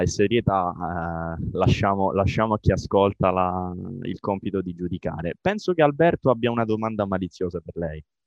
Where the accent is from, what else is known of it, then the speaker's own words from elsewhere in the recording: Calabria, Italy; Io sono calabrese